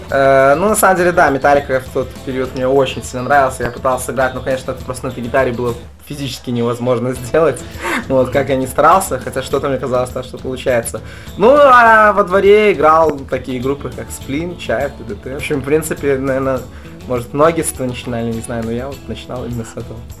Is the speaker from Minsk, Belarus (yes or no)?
no; Babruysk, Mogilev Region, Belarus; мы приехали специально из Бобруйска, ну, как мой родной город, в Минск